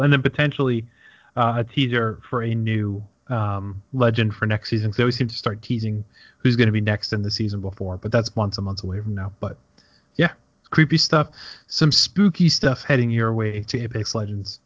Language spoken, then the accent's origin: English; United States; we're American